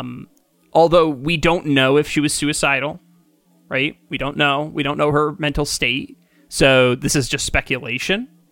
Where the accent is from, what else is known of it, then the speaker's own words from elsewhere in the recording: Kingston, New York, United States; I grew up in Kingston initially